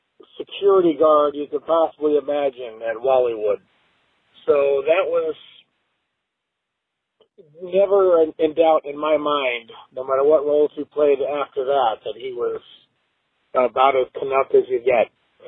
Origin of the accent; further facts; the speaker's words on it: United States; as a 50-year-old American, I grew up watching SCTV